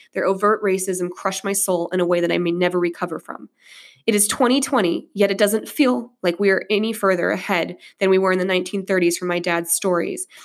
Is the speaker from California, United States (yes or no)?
no; Monroe, Michigan, United States; also born or lived in River Rouge, Michigan; When we moved to Monroe from River uh, from River, excuse me River Rouge